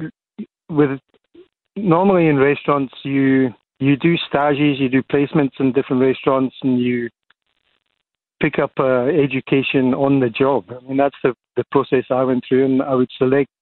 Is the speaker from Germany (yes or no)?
no; Edinburgh, Scotland, United Kingdom; now in Cape Town, South Africa; I grew up in Edinburgh, specifically a suburb of Edinburgh called Leith